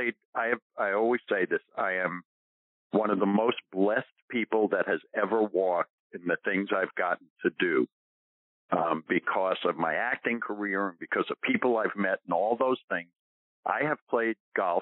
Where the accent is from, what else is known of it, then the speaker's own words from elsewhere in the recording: New York, United States; moved away as an adult; also born or lived in Los Angeles; growing up in New York